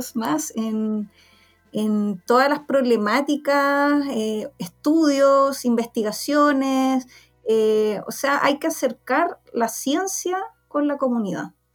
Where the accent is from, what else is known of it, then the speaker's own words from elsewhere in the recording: Santiago, Santiago Metropolitan Region, Chile; yo soy de Santiago, ya eh, nací y criada acá